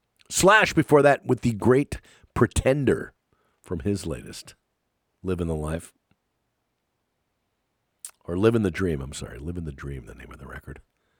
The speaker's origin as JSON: {"language": "English", "region": "East Coast", "country": "United States", "tie": "born or raised there", "moved": "as an adult", "lives_now": "California, United States", "said": "around 1982, I moved to California. Became a Californian. A lifelong dream for me. And amongst a lot of the differences from where I grew up on the East Coast was the music."}